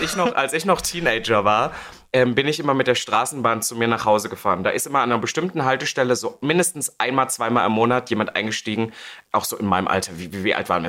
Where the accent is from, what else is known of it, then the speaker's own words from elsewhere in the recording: Halle, Saxony-Anhalt, Germany; in der Stadt, wo ich aufgewachsen bin, Halle Saale